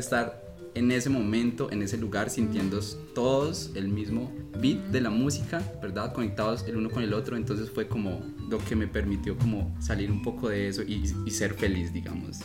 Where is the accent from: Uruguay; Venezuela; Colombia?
Colombia; moved away as an adult; also born or lived in Heredia, Costa Rica; now in Costa Rica; yo llevaba eh, un año y medio más o menos viviendo en Costa Rica, yo soy colombiano